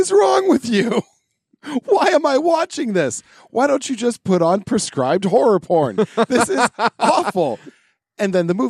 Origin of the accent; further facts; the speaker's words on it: United States; me being an American